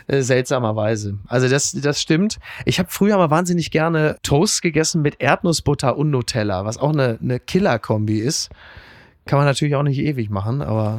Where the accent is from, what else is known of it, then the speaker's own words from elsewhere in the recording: Castrop-Rauxel, North Rhine-Westphalia, Germany; in meiner Heimat kassel brauxel